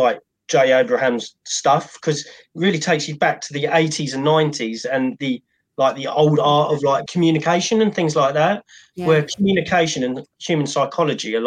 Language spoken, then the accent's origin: English; Cambridge, East of England, United Kingdom; I grew up in Cambridge, which is like a sort of an educational